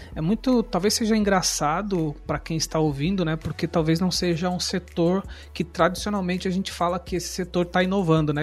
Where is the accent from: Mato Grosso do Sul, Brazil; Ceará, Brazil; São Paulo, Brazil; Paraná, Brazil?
São Paulo, Brazil; now in Joinville, Brazil; Sou paulista